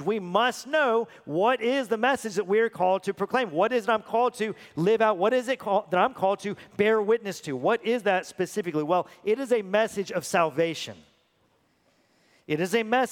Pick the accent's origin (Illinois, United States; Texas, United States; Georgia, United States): Texas, United States; I'm a born and bred U.S. citizen. I'm a Texan at that.